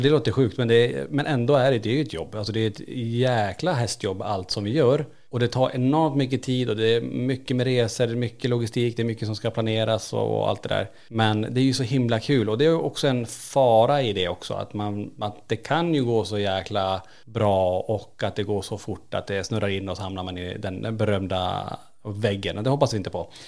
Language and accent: Swedish; Kiruna, Norrbotten County, Sweden; now in Borås, Sweden; vi är födda och uppvuxna i Kiruna. Född på 70-80-talet där uppe och flyttat ner.